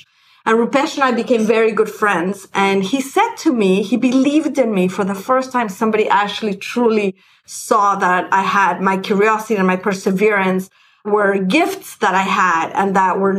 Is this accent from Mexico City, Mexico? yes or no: yes; Mexico City, Mexico; moved away; I grew up in Mexico City